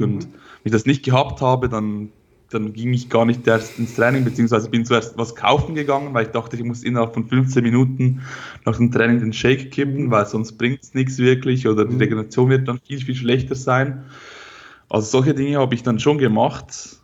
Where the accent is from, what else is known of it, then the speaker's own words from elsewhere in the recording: Switzerland; Ich komme aus der Schweiz, wie man hört